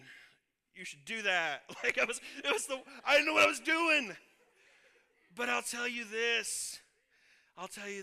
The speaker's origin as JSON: {"language": "English", "region": "Illinois", "country": "United States", "tie": "born or raised there", "also_born_or_lived": "Kansas", "moved": "as an adult", "said": "I was born and raised in Illinois"}